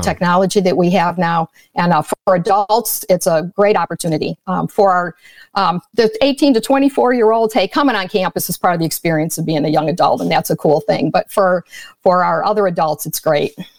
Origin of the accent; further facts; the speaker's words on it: outside of Chicago, Illinois, United States; I was brought up outside of Chicago in a Roman Catholic home